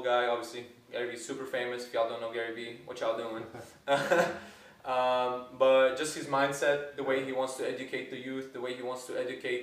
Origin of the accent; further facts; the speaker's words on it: Lebanon; moved away as an adult; now in United States; I am from Lebanon. A lot of people know this. I moved to the States around 4 or 5 years ago